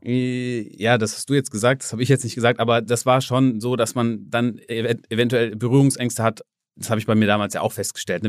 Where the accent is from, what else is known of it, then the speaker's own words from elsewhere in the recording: Germany; ich komme aus Deutschland